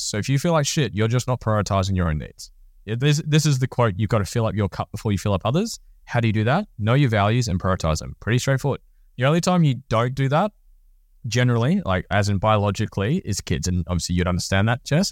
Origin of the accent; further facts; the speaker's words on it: Norfolk Island; moved away; I come from Norfolk Island